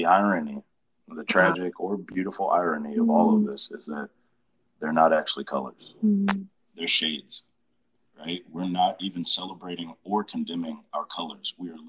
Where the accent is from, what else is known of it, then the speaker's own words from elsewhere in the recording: Georgia, United States; So I'm from Georgia.